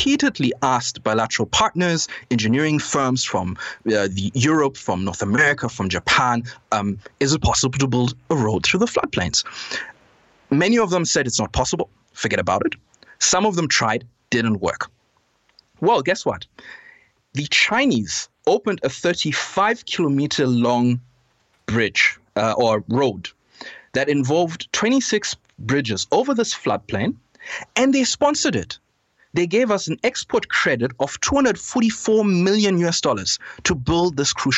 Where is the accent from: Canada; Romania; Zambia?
Zambia; I'm from Zambia. I was born here. I was raised here.